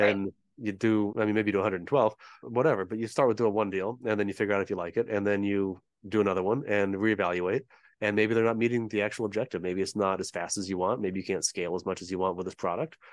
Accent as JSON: {"language": "English", "town": "San Diego", "region": "California", "country": "United States", "tie": "born or raised there", "moved": "as an adult", "said": "We're from Southern California. We both grew up here, both went to college here"}